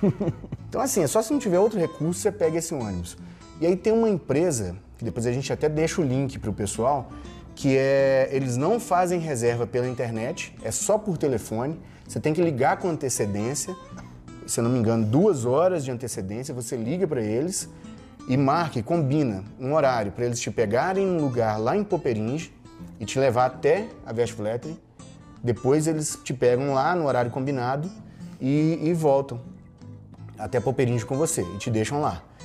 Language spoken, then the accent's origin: Portuguese; Viçosa, Brazil; Viçosa, minha terra natal